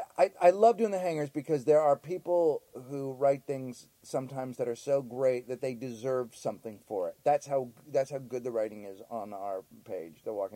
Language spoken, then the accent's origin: English; Canada; We're from Canada.